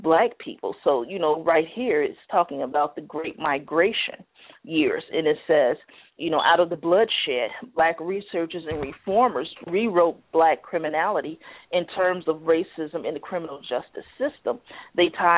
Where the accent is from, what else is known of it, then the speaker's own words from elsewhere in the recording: United States; I'm an American. So, and I've always been an American